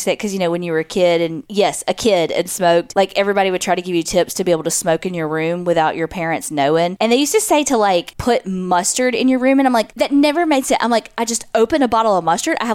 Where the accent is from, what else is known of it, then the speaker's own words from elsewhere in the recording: Mobile, Alabama, United States; You can use my name. I currently live in Georgia, but I'm from Mobile, Alabama.